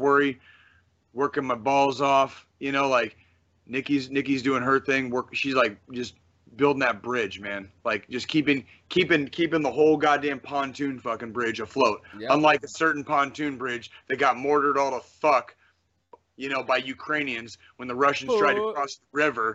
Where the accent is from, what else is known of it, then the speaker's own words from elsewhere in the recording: Kansas City, Missouri, United States; because of where I grew up, here, because my family was from here in Kansas City